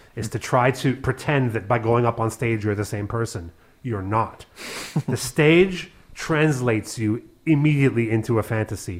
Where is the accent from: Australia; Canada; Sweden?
Canada; also born or lived in Berlin / Paris; now in Cologne, Germany; a Canadian with Hungarian Jewish background